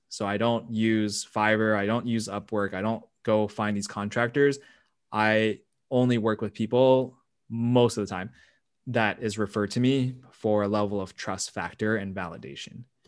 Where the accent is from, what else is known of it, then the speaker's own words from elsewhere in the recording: United States; I'm Asian American